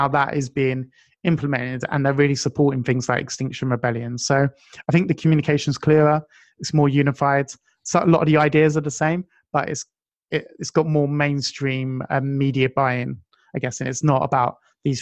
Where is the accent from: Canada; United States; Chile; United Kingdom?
United Kingdom; being British